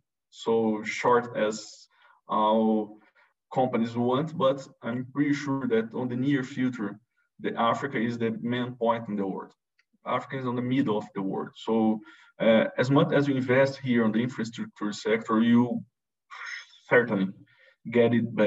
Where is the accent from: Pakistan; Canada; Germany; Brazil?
Brazil; moved away; I'm come from from Brazil